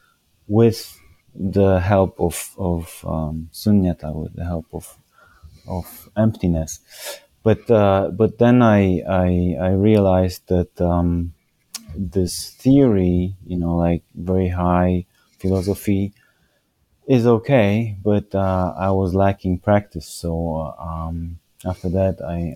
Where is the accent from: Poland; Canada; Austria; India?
Poland